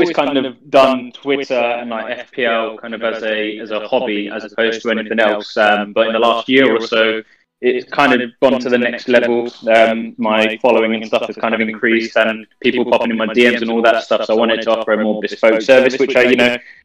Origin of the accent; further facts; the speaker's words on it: Bedfordshire, East of England, United Kingdom; I'm from Bedfordshire.